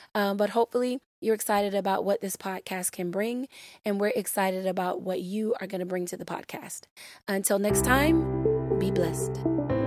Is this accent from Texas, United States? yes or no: no; Florida, United States; my home state of Florida